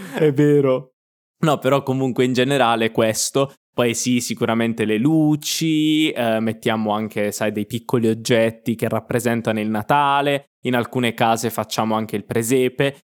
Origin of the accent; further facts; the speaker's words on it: Apulia, Italy; moved away; also born or lived in Milan; nel sud Italia, da dove vengo io, perché io sono pugliese